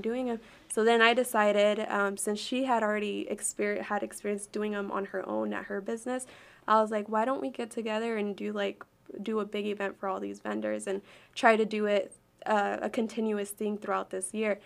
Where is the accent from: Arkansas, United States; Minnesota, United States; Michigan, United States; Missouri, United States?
Arkansas, United States; also born or lived in Chicago, Illinois / California; I was raised here my whole life